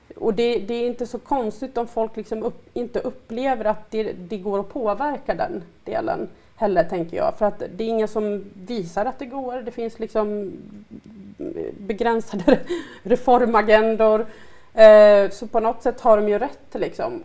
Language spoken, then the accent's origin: Swedish; Sandviken, Gävleborg County, Sweden; moved away as an adult; now in Stockholm, Sweden; jag är ju från Sandviken från början och jag har ju hela min familj boende där. Och jag var ju en som, en som blev kvar egentligen för att jag eh, bodde ju där tills jag var 23